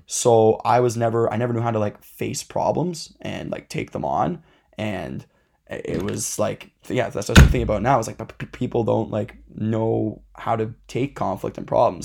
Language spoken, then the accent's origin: English; Dundas, Ontario, Canada; we grew up in Dundas. It's a very kind of, I'd say, like, mid to higher class area